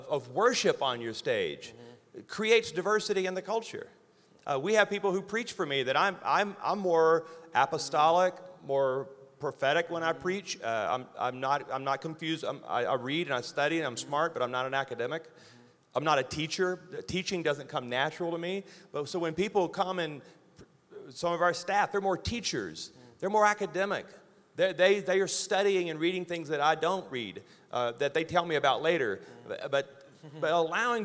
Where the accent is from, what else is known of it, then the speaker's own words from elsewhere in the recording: Louisiana, United States; I'm a redneck from Louisiana.